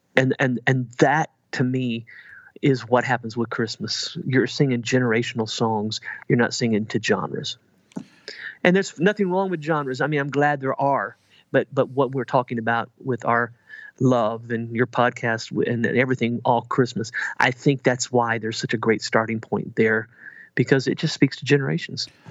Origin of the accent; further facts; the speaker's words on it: Southern Indiana, United States; I'm originally from Southern Indiana